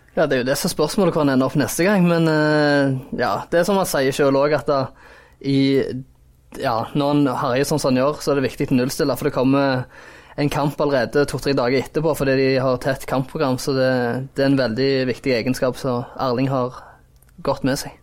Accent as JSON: {"language": "Norwegian", "area": "Jæren", "region": "Rogaland", "country": "Norway", "said": "Jeg er jo jærbu sjøl"}